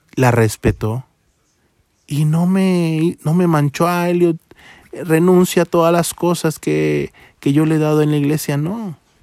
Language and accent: Spanish; Tapachula, Chiapas, Mexico; now in Mexico City, Mexico; soy de Tapachula, Chiapas, a 1200 kilómetros en carretera y tomé la decisión de venirme a esta